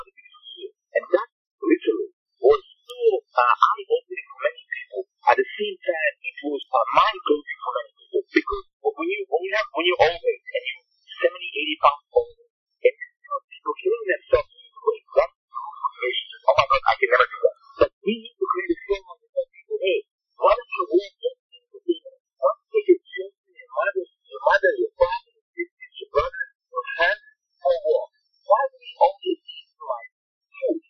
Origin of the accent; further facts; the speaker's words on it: Germany; now in United States; I come from Germany